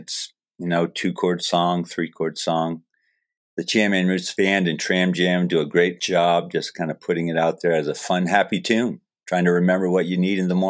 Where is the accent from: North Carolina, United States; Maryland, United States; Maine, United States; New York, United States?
Maine, United States; Falmouth; Yeah, I grew up in Falmouth.